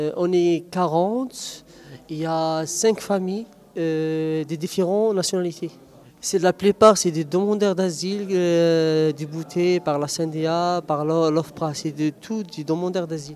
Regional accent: Algeria; moved away as an adult; now in Grenoble, France; je viens de l'Algérie

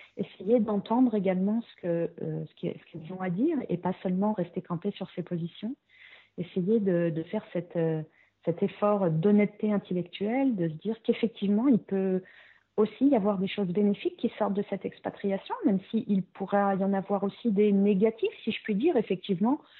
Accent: France; moved away as an adult; quand on est français, euh, on a un niveau d'anglais

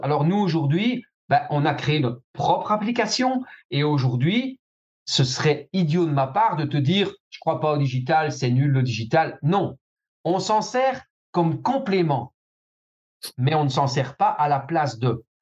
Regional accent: Belgium; chez nous en Belgique

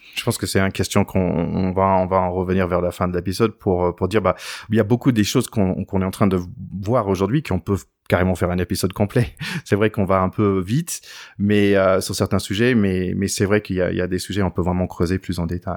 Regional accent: United States; en tant qu'Américain

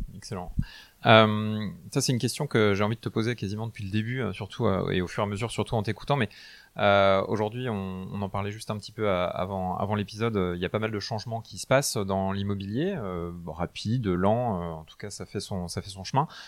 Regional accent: Brittany, France; je suis breton

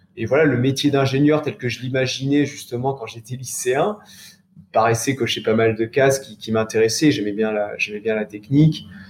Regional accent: Charentes, Nouvelle-Aquitaine, France; Je suis originaire des Charentes, mais habitant assez loin de la mer

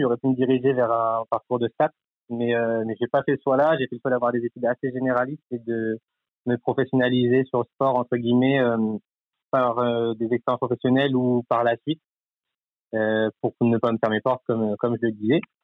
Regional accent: Cherbourg, Normandy, France; je suis normand, originaire donc de Cherbourg

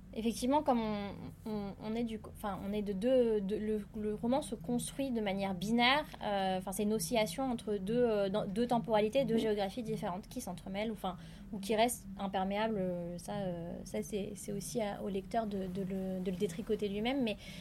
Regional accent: Madagascar; en tant que malgache

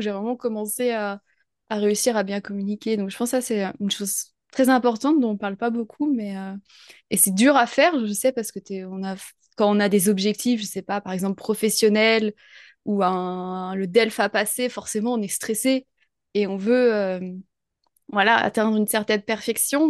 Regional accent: France; also born or lived in near Troyes, France; je suis française, je vis euh, en France, près de Troyes

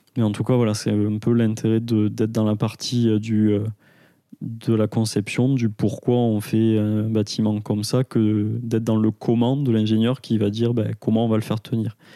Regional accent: Aveyron, Occitania, France; now in Toulouse, France; je suis originaire d'Aveyron, donc j'ai grandi à la campagne jusqu'à mes 18 ans et j'ai commencé les études à, Toulouse.

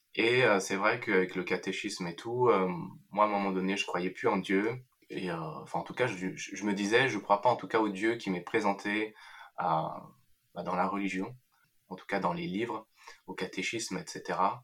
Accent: France; je suis né en France, j'ai toujours vécu en France.

